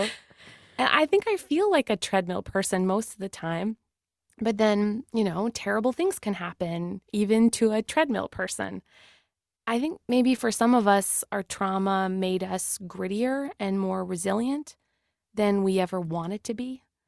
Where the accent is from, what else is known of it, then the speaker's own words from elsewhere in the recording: Canada; we're Canadian